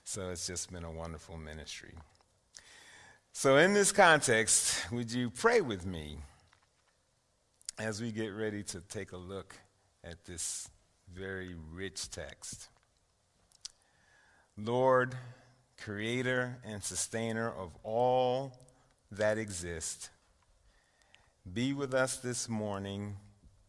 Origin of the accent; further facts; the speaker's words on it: New York City, New York, United States; I grew up in East Harlem until about 15 years ago